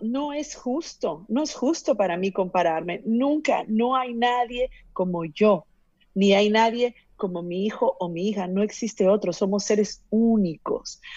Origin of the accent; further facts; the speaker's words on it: Peru; yo que soy de Perú